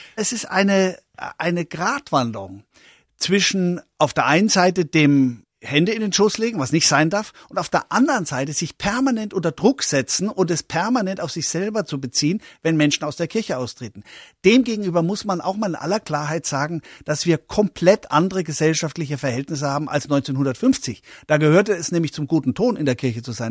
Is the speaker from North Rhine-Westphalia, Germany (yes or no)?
no; Coburg, Bavaria, Germany; born or raised there; also born or lived in Memmingen, Swabia